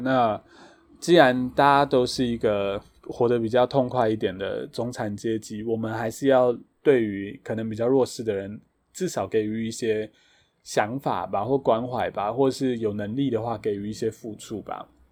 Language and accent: Chinese; Taitung County, Taiwan; 我个人没有在部落长大，但是我是台东人